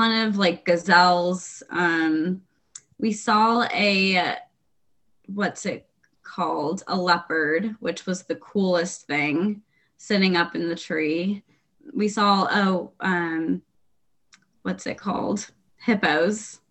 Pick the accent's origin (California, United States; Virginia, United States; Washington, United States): California, United States; San Diego; also born or lived in Austin, Texas; now in New York City, United States; I'm from San Diego originally. And then I was living in Austin, Texas for about 5 years